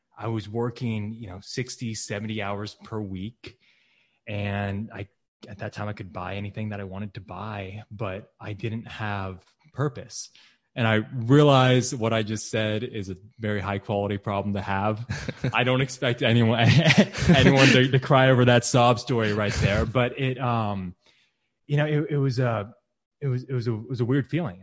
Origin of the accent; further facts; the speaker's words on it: Texas, United States; moved away as an adult; also born or lived in Michigan; Texas, my home state